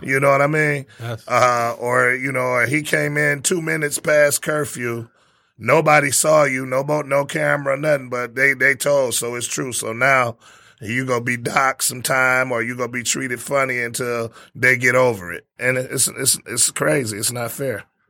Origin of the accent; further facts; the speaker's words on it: Detroit, Michigan, United States; I was from Detroit